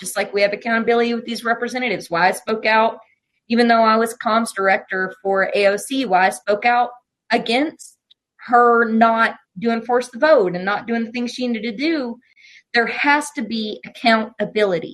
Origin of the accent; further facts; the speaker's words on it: Appalachia, United States; I'm from Appalachia. I grew up in a trailer park.